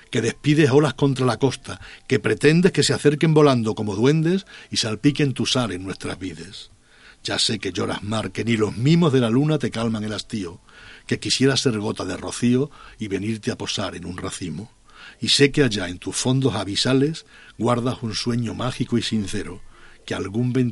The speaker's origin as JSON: {"language": "Spanish", "town": "Almendralejo", "region": "Extremadura", "country": "Spain", "moved": "yes", "said": "Almendralejo es mi pueblo"}